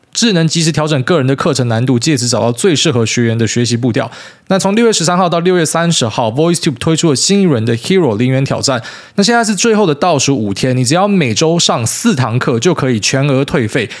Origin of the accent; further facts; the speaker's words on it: Taiwan; 特别你身为一个台湾人